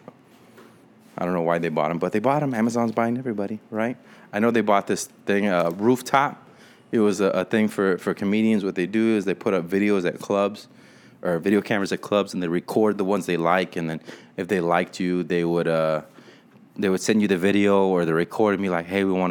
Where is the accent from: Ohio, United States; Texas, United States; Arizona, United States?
Texas, United States; South; also born or lived in San Marcos, Texas; now in San Antonio, United States; I grew up in South Texas.